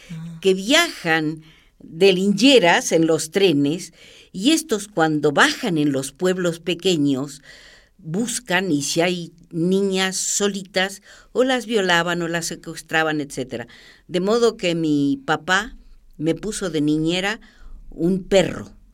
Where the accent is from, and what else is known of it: Argentina; born or raised there; now in Mexico